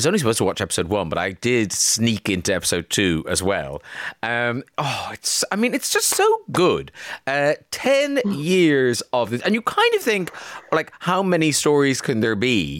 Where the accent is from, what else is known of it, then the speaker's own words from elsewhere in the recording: Ireland; I'm from Ireland